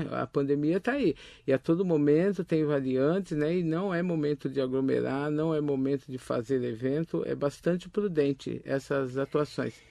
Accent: Itaquaquecetuba, São Paulo, Brazil; Sim, sim, eu sou de Itaquaquecetuba, né?

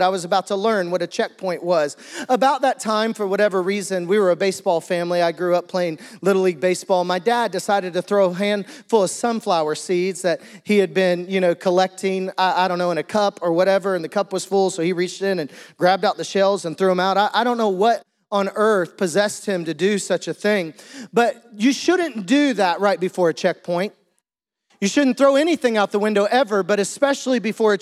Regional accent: Green Forest, Arkansas, United States; I also grew up in a small town, Green Forest, Arkansas

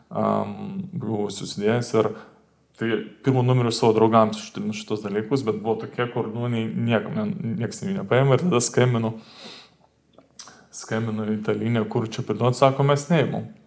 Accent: Lithuania; mes lietuviai

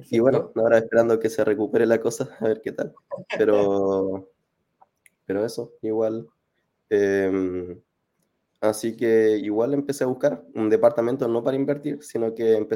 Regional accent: Concepción, Biobío, Chile; now in Viña del Mar, Chile; eh, ahora estoy en Viña, soy de Conce, eh, tengo 28

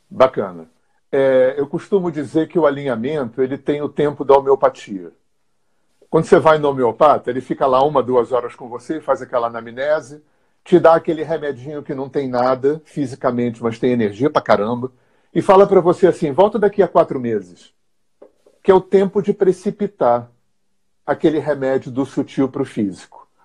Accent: Rio de Janeiro, Brazil; moved away as an adult; eu sou carioca, aquariano, tenho 64 anos

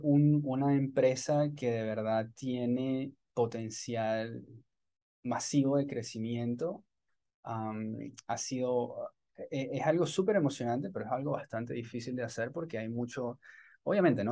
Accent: Maracay, Aragua, Venezuela; moved away as an adult; also born or lived in Caracas; now in Tampa, United States; nací en Caracas, pero me crié en una ciudad que se llama Maracay

